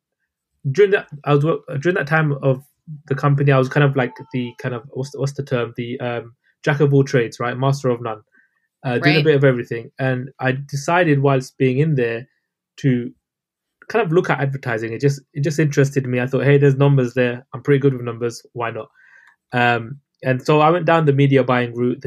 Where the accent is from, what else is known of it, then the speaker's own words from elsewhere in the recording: London, United Kingdom; I'm from London, UK. Those listening probably can tell by my accent.